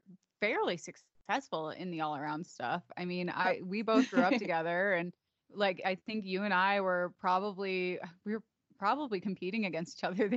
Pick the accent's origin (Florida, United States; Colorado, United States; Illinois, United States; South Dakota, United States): Illinois, United States; Chicago; We both grew up in the same industry. We're both from the Chicagoland suburbs, and we showed together, we rode together.